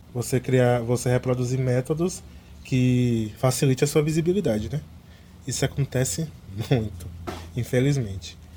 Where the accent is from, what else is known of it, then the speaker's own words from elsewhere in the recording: interior of Bahia, Brazil; Eu sou do interior da Bahia